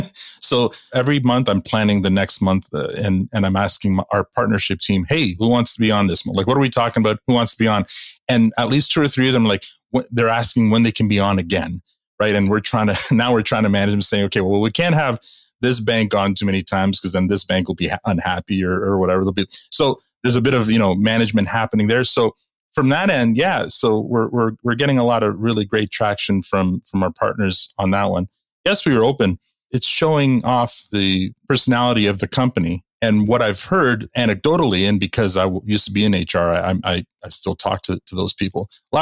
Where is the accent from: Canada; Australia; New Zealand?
Canada; We're Canadian and we're a business podcast